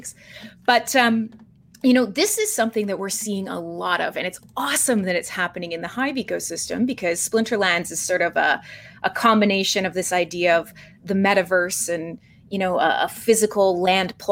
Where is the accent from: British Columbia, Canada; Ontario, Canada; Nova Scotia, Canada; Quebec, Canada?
British Columbia, Canada; Vancouver; come from Vancouver, BC, which is an incredibly, incredibly Ethereum-centric area of Canada